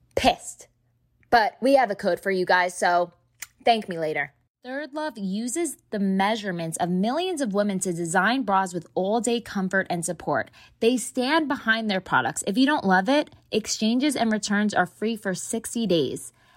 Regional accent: New Jersey, United States; now in Texas, United States; I'm from Jersey

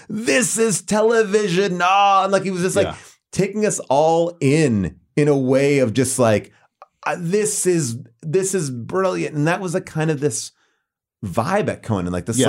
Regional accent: East Coast, United States; I grew up on the East Coast.

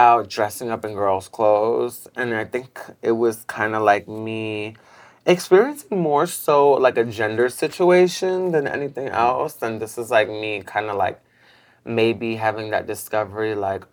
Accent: New York City, New York, United States; growing up in Bed-Stuy, was just really, like, all about hustling

